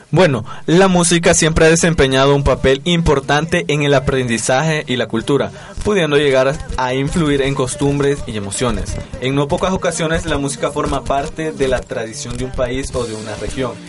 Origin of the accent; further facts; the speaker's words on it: El Salvador; nosotros como salvadoreños